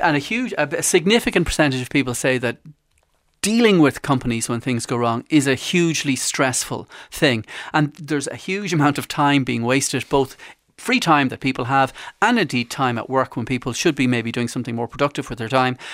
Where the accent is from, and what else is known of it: Ireland